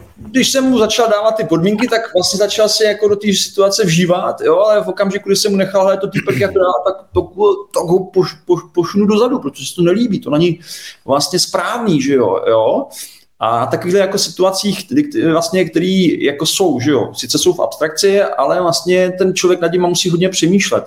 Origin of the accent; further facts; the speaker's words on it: Czechia; my jako Češi